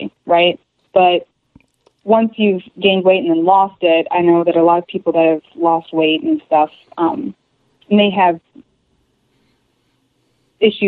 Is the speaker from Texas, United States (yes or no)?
no; Chicago, Illinois, United States; also born or lived in Virginia; now in Michigan, United States; I was born in Virginia and spent most of my years in Chicago area, just outside of Chicago, and been around back and forth all over the place, but mostly Chicago